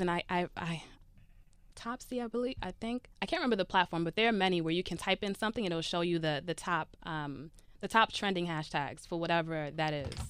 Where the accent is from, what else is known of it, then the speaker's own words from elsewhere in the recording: Brooklyn, New York, United States; I'm from Brooklyn, New York